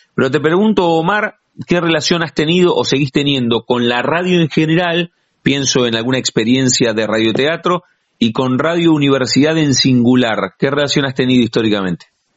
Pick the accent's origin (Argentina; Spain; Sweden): Argentina; La Plata, Buenos Aires Province; los que somos de La Plata